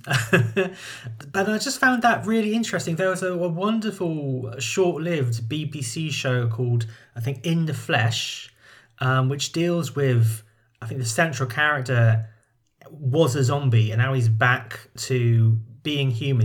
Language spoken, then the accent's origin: English; United Kingdom; I'm a Brit